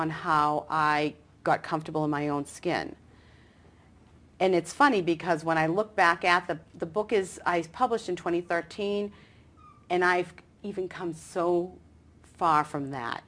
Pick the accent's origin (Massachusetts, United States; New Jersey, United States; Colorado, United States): Massachusetts, United States; Medford; now in Atlanta, United States; I'm from Medford.